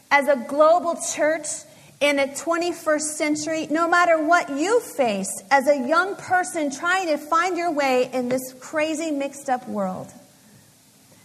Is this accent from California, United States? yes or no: yes; Los Angeles, California, United States; moved away as an adult; also born or lived in Indiana; Los Angeles, to my hometown